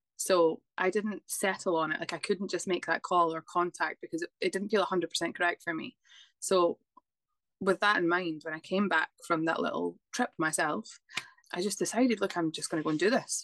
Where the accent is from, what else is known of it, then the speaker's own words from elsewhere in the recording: Scotland, United Kingdom; now in Dublin, Ireland; I am originally from Scotland, but I live in Dublin.